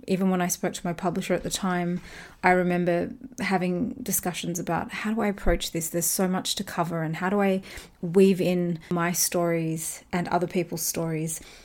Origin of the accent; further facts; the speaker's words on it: Australia; I talked about my own experiences growing up in Australia